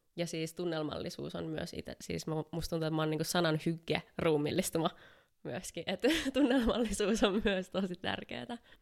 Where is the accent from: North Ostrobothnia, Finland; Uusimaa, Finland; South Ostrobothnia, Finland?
Uusimaa, Finland; Helsinki; mä oon helsinkiläinen valokuvaaja